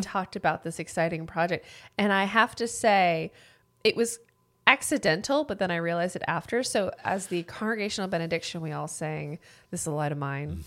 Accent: Scotland, United Kingdom; As a Scottish person

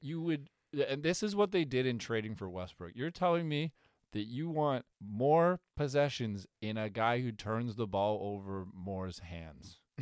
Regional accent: Canada; as a Canadian

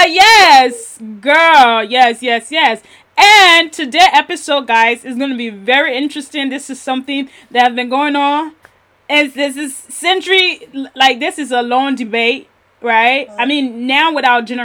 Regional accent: Liberia; I'm a Liberian, and even in Liberia

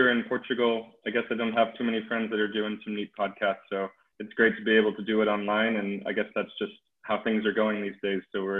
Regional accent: California, United States; In general, so … I'm originally from the United States. I mostly say California, but I moved around a lot.

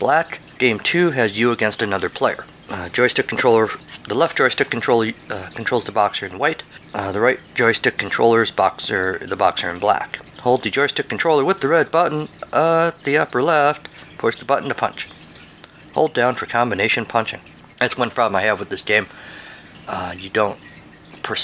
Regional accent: United States; as an American

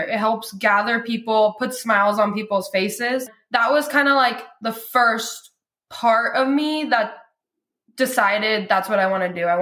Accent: Lodi, California, United States; I was born and raised in Lodi

